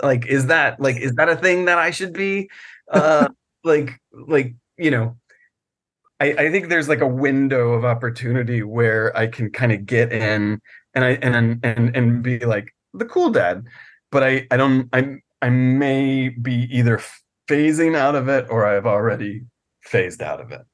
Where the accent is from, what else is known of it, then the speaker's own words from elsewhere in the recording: Virginia, United States; I grew up in Virginia